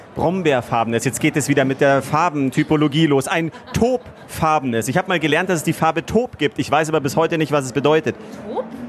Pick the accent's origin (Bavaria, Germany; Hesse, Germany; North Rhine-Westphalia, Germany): Bavaria, Germany; Munich; ich bin ein waschechter Bayer, ein waschechter Münchner, in München eben geboren